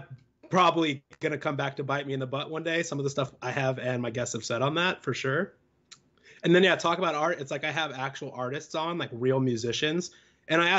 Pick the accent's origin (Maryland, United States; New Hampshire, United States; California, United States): California, United States; San Diego; now in Nashville, United States; I'm from San Diego originally.